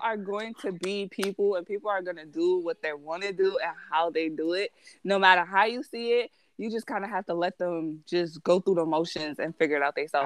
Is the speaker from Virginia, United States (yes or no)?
no; New York City, New York, United States; being a New Yorker